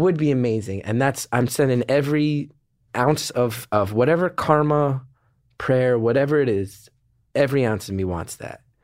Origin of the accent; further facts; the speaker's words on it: New Jersey, United States; I'm from Jersey